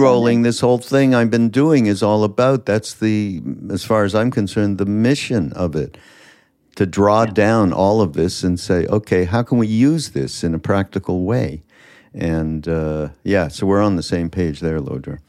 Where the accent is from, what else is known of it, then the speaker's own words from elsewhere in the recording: Montreal, Quebec, Canada; I'm from Montreal, and my father had this farm right on the edge of Quebec Vermont border